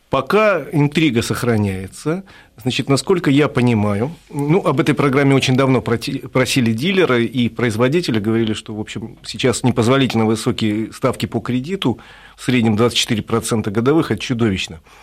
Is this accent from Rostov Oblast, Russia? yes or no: no; Moscow, Russia; Москве, это м-, мой родной город